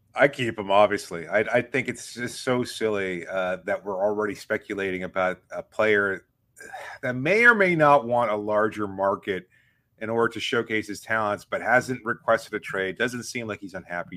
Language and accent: English; Miami, Florida, United States; I grew up in Miami